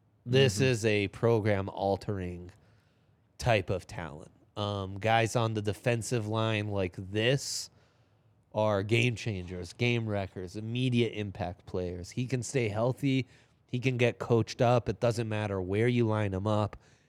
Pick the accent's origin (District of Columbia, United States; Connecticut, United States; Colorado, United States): Colorado, United States; Boulder; born there; I was born in Boulder Community Hospital in 1987.